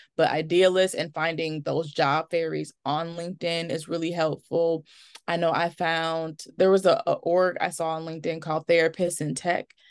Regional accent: Milwaukee, Wisconsin, United States; I am from Milwaukee, Wisconsin, which is where I currently live

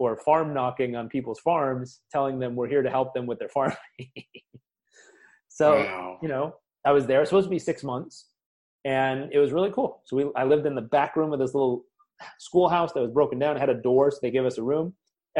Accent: Southern California, United States; I grew up in Southern California

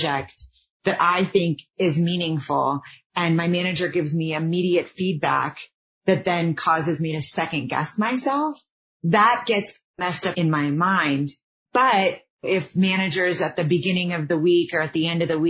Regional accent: Houston, Texas, United States; I'm from Houston

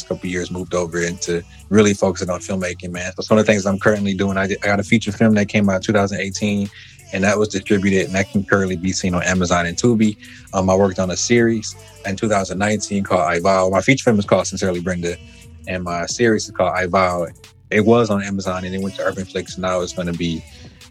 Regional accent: Detroit, Michigan, United States; my memories I have of growing up in Detroit

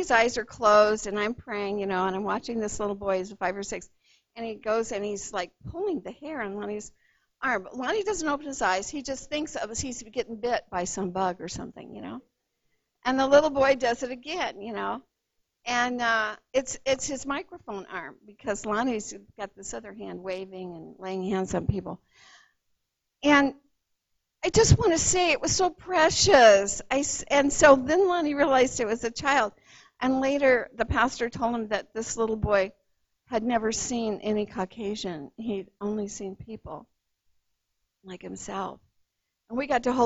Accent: Los Angeles County, California, United States; moved away; I grew up in Los Angeles County

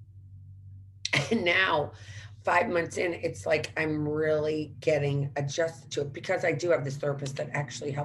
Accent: St. Louis, Missouri, United States; moved away; also born or lived in Washington, D.C.; growing up in St. Louis

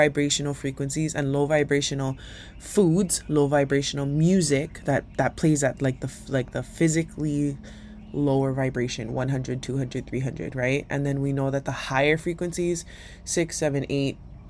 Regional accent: Hawaii, United States; as a Hawaiian that comes from this aina

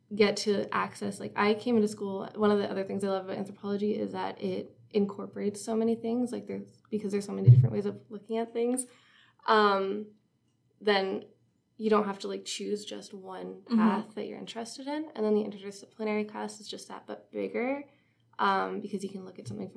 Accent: Cobourg, Ontario, Canada; also born or lived in North Bay; I'm from Cobourg, which is like a little town on the lake, Lake Ontario

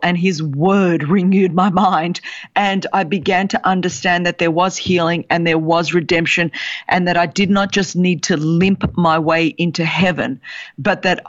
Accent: Sydney, New South Wales, Australia; I was born in Sydney, Australia, the daughter of Greek immigrants.

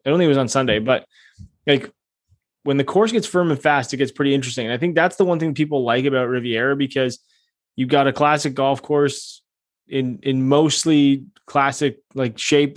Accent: Canada

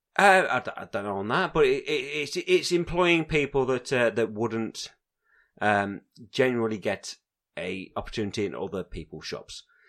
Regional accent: England, United Kingdom; I'll class myself as an arrogant English person

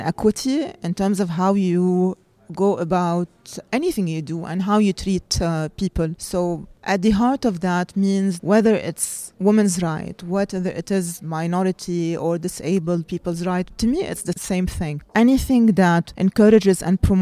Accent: Lebanon; moved away as an adult; now in Dubai, United Arab Emirates; I was brought up in Lebanon until the age of 30 when I decided to move to Dubai

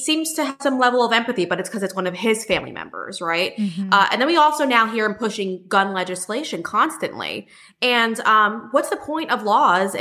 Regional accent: New York, United States; I come from New York

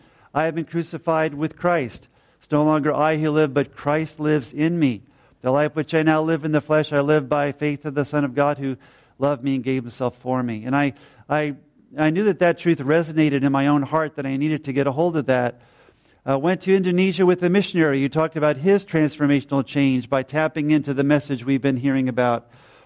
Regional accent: New Jersey, United States; also born or lived in Georgia, United States; now in Ireland; She's from Pennsylvania in the U.S. I was from New Jersey and later from Georgia.

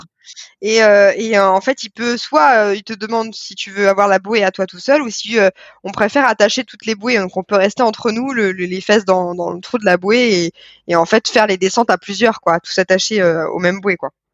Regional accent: France; en tant que Français à l'étranger

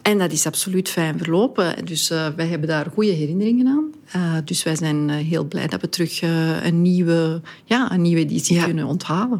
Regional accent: Antwerp, Flanders, Belgium; ik ben een trotse Antwerpenaar, dat ik dan die mensen kan verwelkomen in mijn stad

